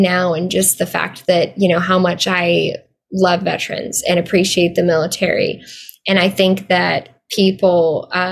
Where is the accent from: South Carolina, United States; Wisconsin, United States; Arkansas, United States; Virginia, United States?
Arkansas, United States; I grew up in Arkansas